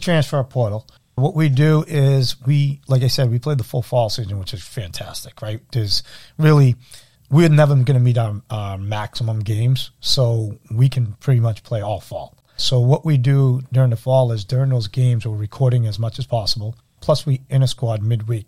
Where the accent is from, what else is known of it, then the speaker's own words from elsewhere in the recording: Everett, Massachusetts, United States; I grew up in Everett